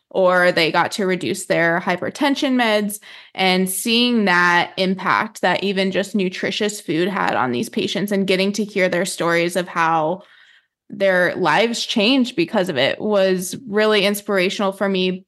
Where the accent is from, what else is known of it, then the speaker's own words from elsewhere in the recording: New Mexico, United States; I grew up in New Mexico